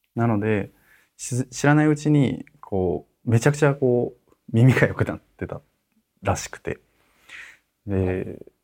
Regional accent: Tokyo, Japan; also born or lived in Sapporo, Hokkaido; 札幌で生まれて、で東京で育った

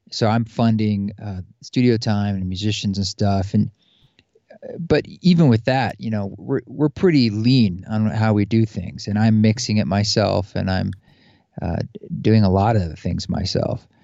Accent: outside Portland and Salem, Oregon, United States; moved away; also born or lived in New York City; I grew up in the Pacific Northwest, outside Portland and Salem, Oregon

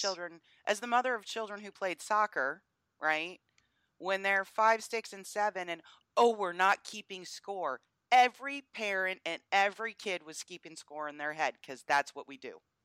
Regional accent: Northeast, United States; also born or lived in the South (US); now in US South; I'm from the Northeast and we don't have good teams up there really, so college football isn't the thing that it is where I live here in the South

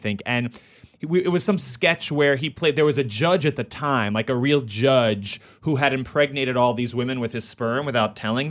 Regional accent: New York City, New York, United States; born or raised there

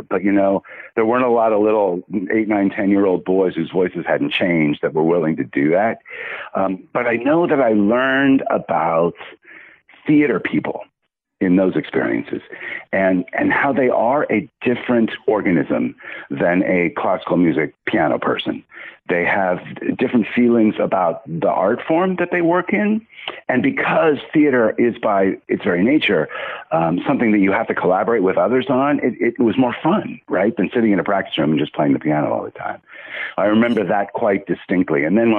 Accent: California, United States; moved away as an adult; now in Chicago, United States; I'm a Californian

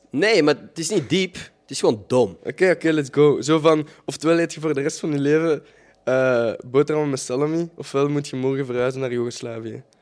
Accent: Holland, Netherlands; accent: Hollands; dan zal ik mijn Hollands accent moeten antwoorden.

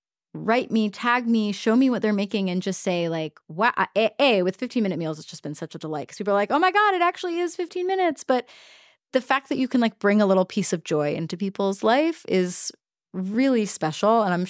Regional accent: the South, United States; I'm from the South.

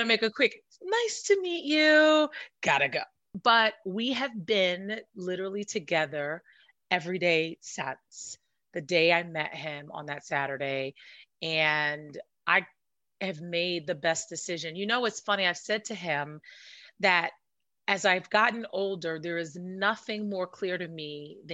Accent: New York City, New York, United States; also born or lived in Washington, D.C. / Maryland area; now in California, United States; I'm from Brooklyn

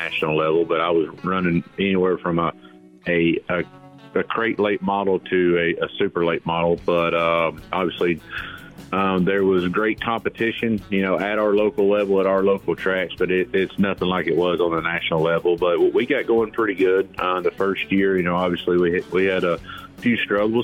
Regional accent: Blairsville, Georgia, United States; my hometown is in Blairsville, Georgia

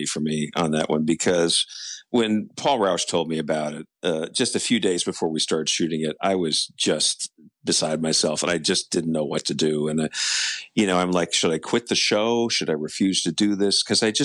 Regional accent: Los Angeles, California, United States; moved away as an adult; also born or lived in East Coast; I was born and raised in Los Angeles

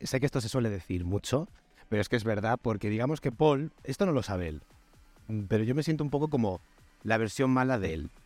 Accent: Almería, Andalusia, Spain; yo soy un actor millennial de Almería

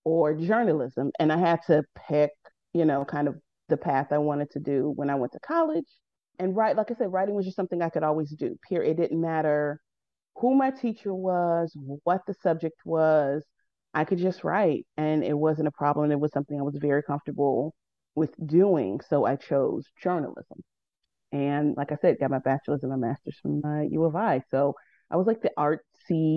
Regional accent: Chicago, Illinois, United States; born and raised in Chicago, from the South Side

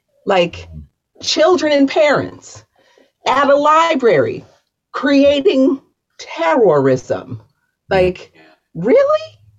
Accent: Baltimore, Maryland, United States; I'm from Baltimore.

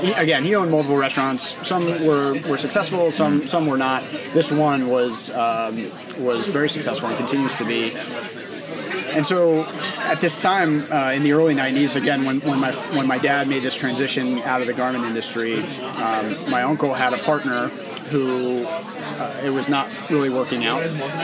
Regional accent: New Rochelle, New York, United States; moved away; I grew up in New Rochelle

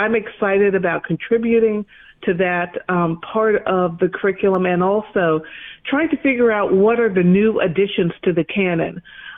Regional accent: Bay Area, California, United States; moved away; also born or lived in Chicago; I was born in Chicago, but I grew up in the Bay Area and have lived in Southern California. So this is a return home to me and for me.

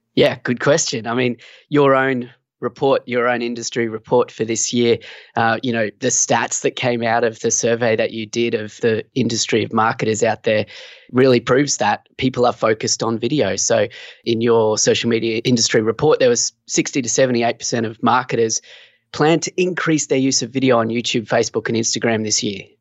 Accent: Australia; also born or lived in Sunshine Coast, Queensland; I'm from Australia. So, yeah, down here on the Sunshine Coast, beautiful in Queensland, Australia

